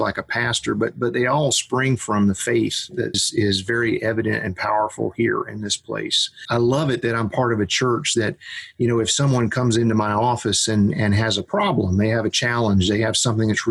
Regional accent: Gainesville, Florida, United States; I grew up here in Florida, like I said, just a couple hours north around the Gainesville area

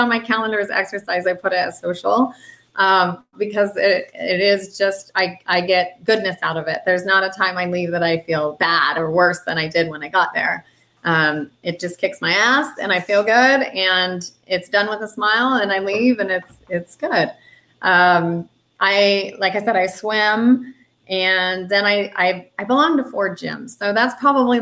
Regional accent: Tucson, Arizona, United States; it's happening in Tucson, my hometown.

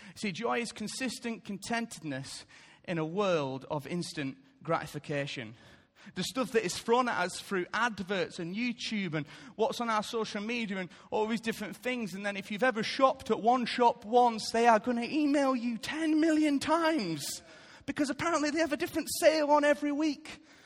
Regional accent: United Kingdom; I love being British

